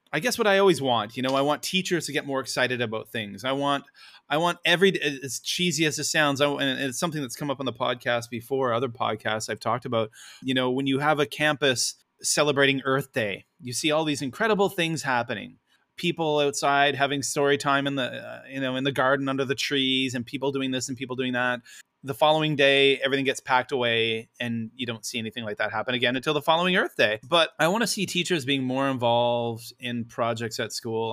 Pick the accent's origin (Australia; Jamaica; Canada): Canada; now in Japan; I am a Canadian